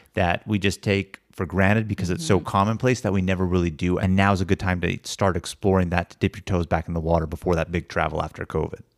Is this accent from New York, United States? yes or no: no; Sacramento, California, United States; we grew up in Sacramento